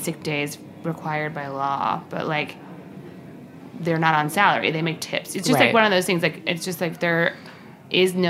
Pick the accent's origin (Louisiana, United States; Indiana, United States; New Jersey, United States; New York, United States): New York, United States; New York City; As a New Yorker